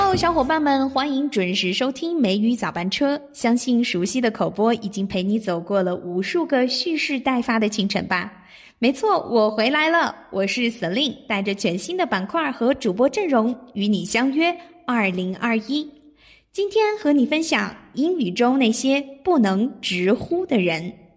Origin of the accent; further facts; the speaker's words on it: China; 我们中国人